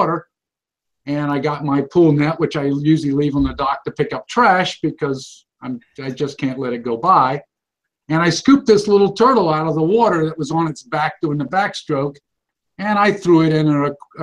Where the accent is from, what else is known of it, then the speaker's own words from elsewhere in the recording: Savannah, Georgia, United States; I grew up in Savannah, Georgia